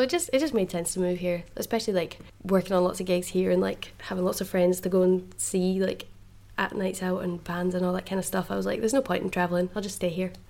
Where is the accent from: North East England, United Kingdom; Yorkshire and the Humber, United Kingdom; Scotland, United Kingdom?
Scotland, United Kingdom; Fife; moved away; originally I'm from Fife, so Groucho's in Dundee is my my hometown